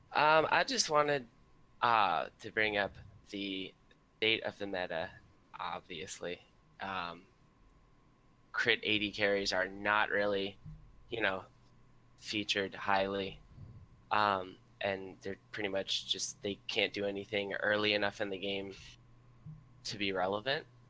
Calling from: Orlando, Florida, United States; I'm calling from Orlando, Florida

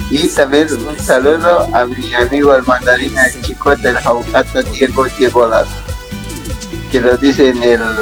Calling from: São Paulo, Brazil; Desde Sao Paulo, en aquí que nuestra estamos.

